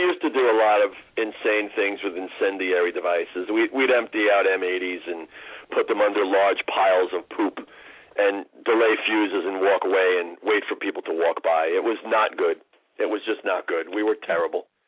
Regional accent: New York City, New York, United States; I grew up in New York City

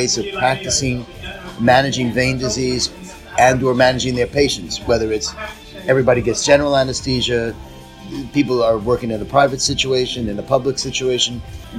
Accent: United States; I'm from America, as you can well guess.

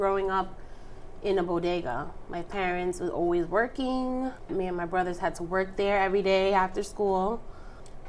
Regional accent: New York City, New York, United States; I was born and raised in the Bronx

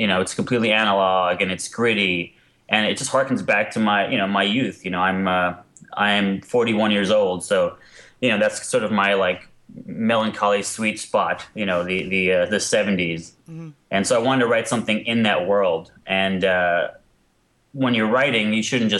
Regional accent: New York City, New York, United States; moved away as an adult; also born or lived in Queens / Los Angeles; I grew up in New York, and I went to an art high school of art and design in Manhattan.

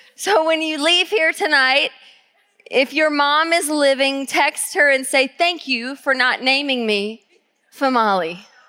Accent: Georgia, United States; now in Tacoma, United States; I grew up in Georgia.

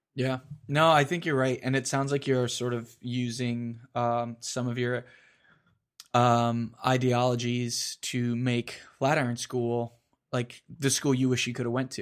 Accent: Florida, United States; I grew up in Florida.

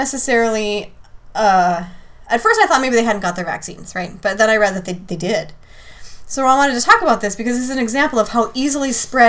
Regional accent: the Great North, Minnesota, United States; I'm from the Great North

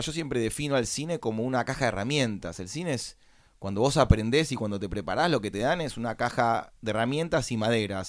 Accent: Buenos Aires, Argentina; nací en Buenos Aires, capital federal, en el año 1981. Eh, me crié en el botánico

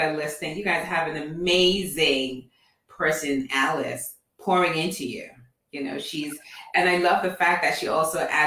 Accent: Nigeria; also born or lived in England; now in Atlanta, United States; I'm originally from Nigeria, born in England, and then now I live in Atlanta.

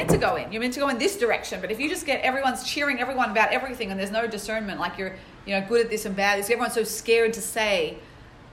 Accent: Sydney, New South Wales, Australia; moved away; I grew up in Sydney, Australia, jumping around with the kangaroos

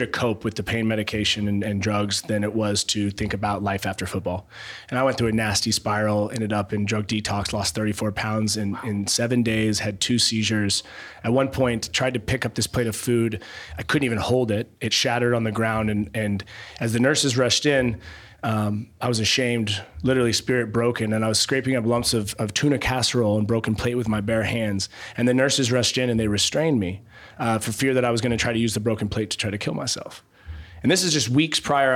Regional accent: Eugene, Oregon, United States; I'm from Eugene, Oregon

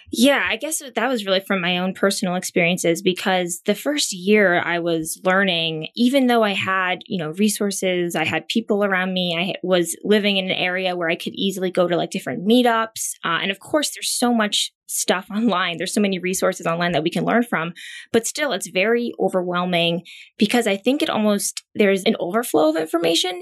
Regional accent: Pennsylvania, United States; moved away as an adult; also born or lived in Thailand; now in New York, United States; where I grew up in Pennsylvania

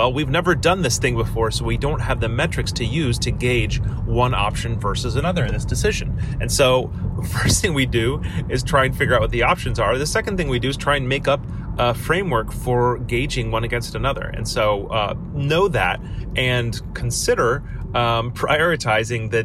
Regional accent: United States; I have power as an American, as a Westerner

